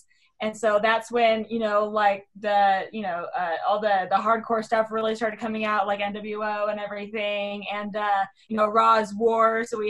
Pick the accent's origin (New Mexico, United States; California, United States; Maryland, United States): California, United States; San Diego; I grew up in San Diego